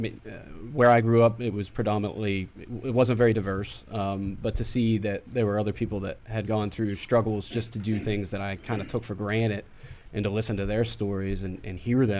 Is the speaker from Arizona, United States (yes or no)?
no; Pittsburgh, Pennsylvania, United States; moved away